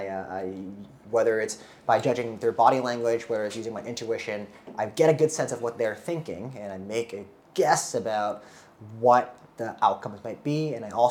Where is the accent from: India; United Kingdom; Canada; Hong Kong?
Hong Kong; moved away; also born or lived in United States; born and raised in Hong Kong, lived in America for about 12 years